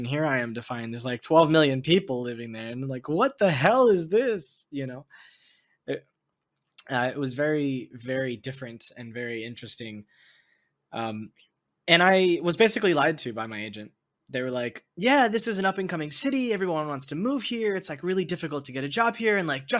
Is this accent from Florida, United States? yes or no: yes; Miami, Florida, United States; moved away as an adult; also born or lived in Gainesville, Florida; as an American, especially growing up in Miami and then studying in University of Florida in Gainesville